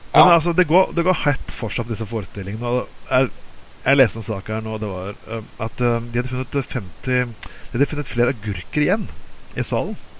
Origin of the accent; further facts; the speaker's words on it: Bergen, Vestland, Norway; siden vi er bergensere